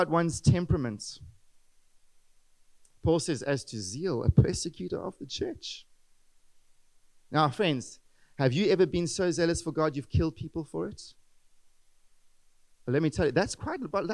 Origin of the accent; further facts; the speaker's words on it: South Africa; English-speaking white South Africans